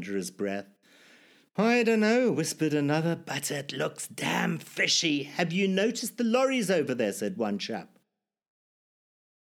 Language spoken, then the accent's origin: English; Zimbabwe; born or raised there